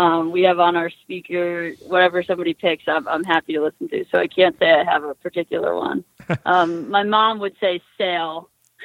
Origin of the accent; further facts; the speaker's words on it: Cape Cod, Massachusetts, United States; now in Boston, United States; I grew up in Cape Cod, so, you know, I was on the Cape Cod hockey team